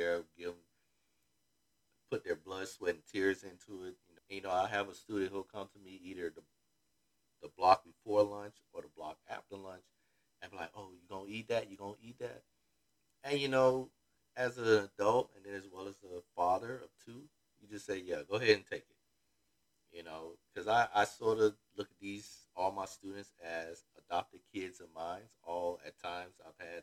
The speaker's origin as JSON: {"language": "English", "region": "Florida", "country": "United States", "said": "I'm from Florida"}